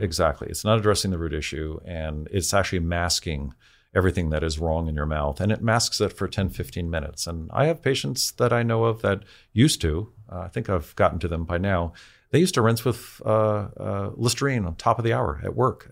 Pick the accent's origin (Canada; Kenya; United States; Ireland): United States; San Francisco, California; I grew up in San Francisco.